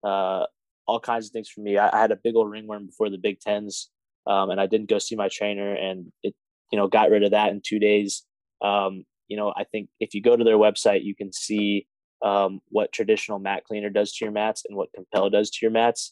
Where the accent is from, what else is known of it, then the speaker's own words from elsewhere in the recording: Evansville, Indiana, United States; moved away; in Evansville, Indiana, and which is my hometown